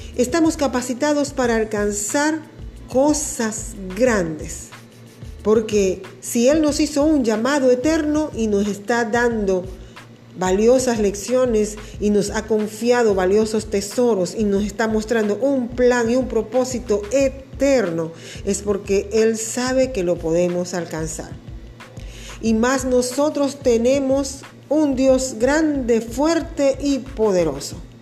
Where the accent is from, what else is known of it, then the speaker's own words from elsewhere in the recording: Venezuela; Acá en mi tierra, Venezuela